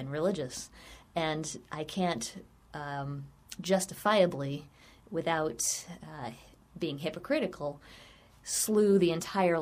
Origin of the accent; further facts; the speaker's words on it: Virginia, United States; I grew up in Virginia, so I was raised reading Jefferson and Madison and Monroe